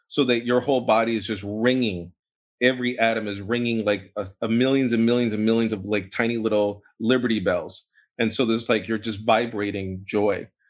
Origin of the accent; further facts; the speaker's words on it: New York, United States; also born or lived in Boston; I was born in New York